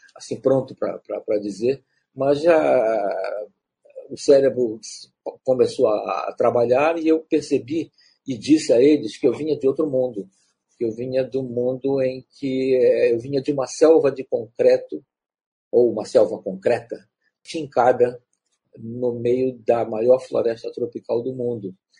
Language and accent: Portuguese; Pará, Brazil; eu sou um escritor do Pará, um escritor da Amazônia